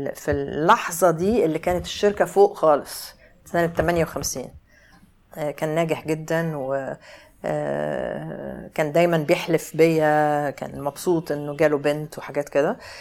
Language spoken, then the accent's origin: Arabic; Cairo, Cairo Governorate, Egypt; انا اتولدت في القاهره في اكتوبر